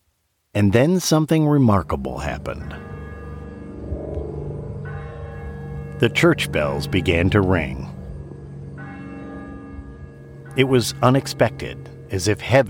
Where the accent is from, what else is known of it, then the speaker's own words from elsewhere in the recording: Saginaw, Michigan, United States; moved away; I was born and raised in Saginaw, Michigan.